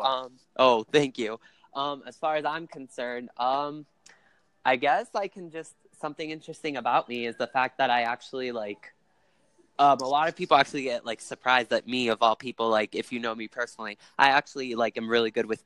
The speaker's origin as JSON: {"language": "English", "region": "Utah", "country": "United States", "said": "I'm here in the U.S. I'm from Utah, good old Utah"}